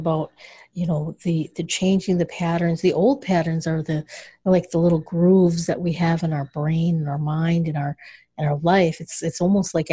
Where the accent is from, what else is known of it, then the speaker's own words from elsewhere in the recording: Michigan, United States; I'm from Michigan